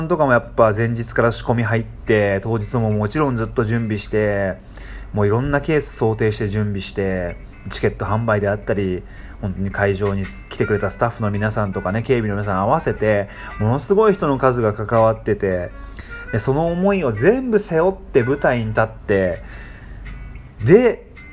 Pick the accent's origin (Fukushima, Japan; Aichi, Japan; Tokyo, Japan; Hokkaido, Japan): Tokyo, Japan; moved away as an adult; now in Indonesia; 僕は東京で育ってるんで